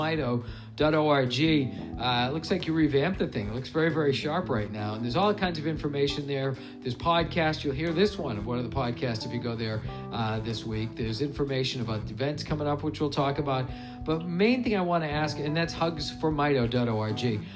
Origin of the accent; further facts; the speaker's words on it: Stoughton, United States; when I was growing up in Stoughton, I had Mr. Pierce was my biology teacher